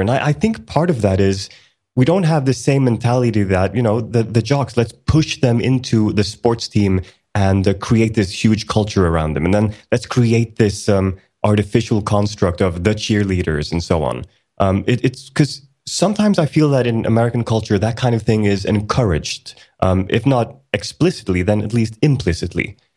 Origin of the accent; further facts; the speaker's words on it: Sweden; also born or lived in Iceland; I was born in Iceland back in 1980, and uh, the entire family moved to Sweden in 1984. So I've been in Sweden for most of my life